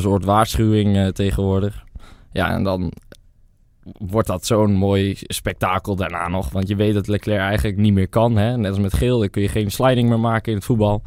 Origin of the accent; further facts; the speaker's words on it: Netherlands; we als Nederlanders